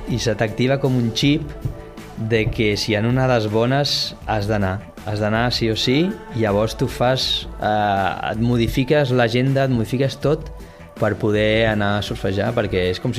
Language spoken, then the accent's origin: Catalan; Barcelona, Catalonia, Spain; now in Tarragona, Spain; Doncs mira, jo venim de Barcelona la veritat és que és un oasis.